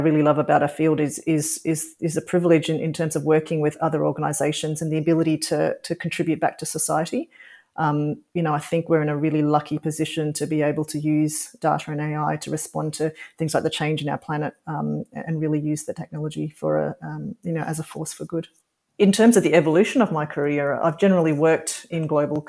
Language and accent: English; Australia; also born or lived in Singapore; I was born in Singapore and I've got an Indian cultural heritage, but I've grown up pretty much in Australia